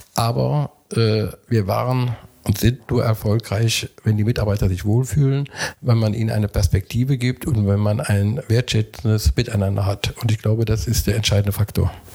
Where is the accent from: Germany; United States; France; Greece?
Germany; Mönchengladbach, North Rhine-Westphalia; also born or lived in Gelsenkirchen; now in Korschenbroich, Germany; bin gebürtiger Mönchengladbacher